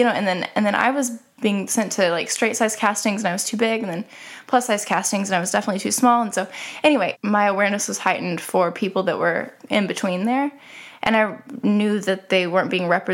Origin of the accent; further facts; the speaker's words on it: Snyder, Oklahoma, United States; I grew up in Snyder, Oklahoma